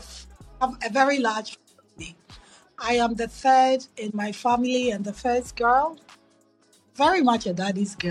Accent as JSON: {"language": "English", "town": "Accra", "region": "Greater Accra", "country": "Ghana", "tie": "born or raised there", "also_born_or_lived": "New York City / Philadelphia", "moved": "as an adult", "lives_now": "United States", "said": "So growing up in Ghana, I grew up in Accra"}